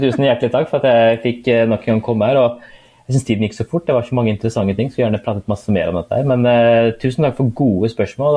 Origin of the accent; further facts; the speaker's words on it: Norway; jeg er jo født og oppvokst her i Norge